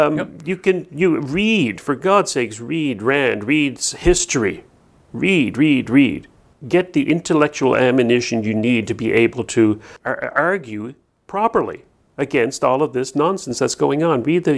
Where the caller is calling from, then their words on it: New Brunswick, Canada; I'm calling you from New Brunswick.